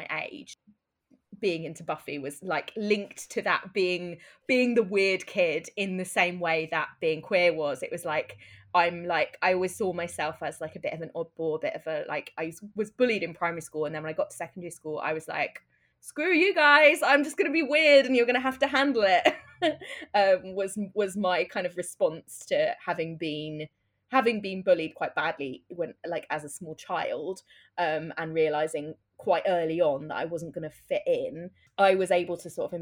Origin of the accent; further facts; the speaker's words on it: Brighton, South East England, United Kingdom; I grew up in Brighton, and Brighton, for anyone who doesn't know, is the UK gay capital.